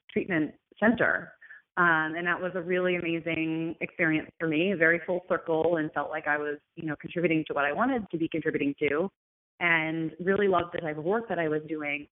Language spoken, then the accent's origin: English; United States; also born or lived in New York; I'm from America.